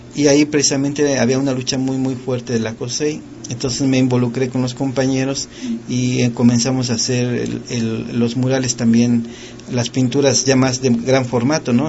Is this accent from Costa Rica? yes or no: no; Mexico; nuestro pueblo mexicano